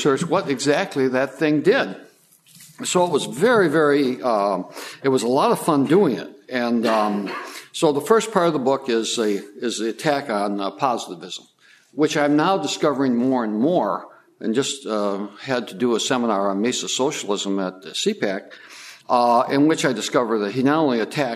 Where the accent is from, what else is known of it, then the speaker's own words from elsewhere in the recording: Detroit, Michigan, United States; I came from Detroit, or where Detroit used to be.